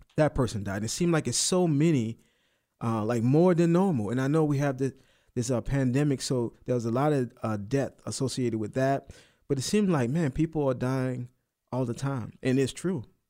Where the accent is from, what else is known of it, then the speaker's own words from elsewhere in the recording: United States; I'm American, I'm Christian